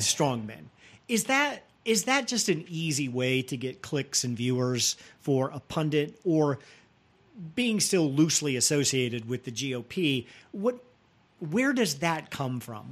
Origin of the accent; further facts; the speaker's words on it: United States; as an American